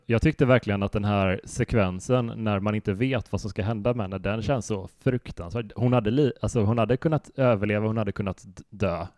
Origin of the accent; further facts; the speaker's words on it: Västra Götaland, Sweden; det finns en sjö ganska nära där vi växte upp som heter Helsjön som är en sån eh, kurortssjö